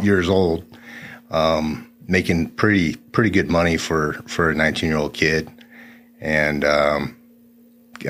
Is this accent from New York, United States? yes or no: no; Phoenix, Arizona, United States; I was born at Good Sam here in Phoenix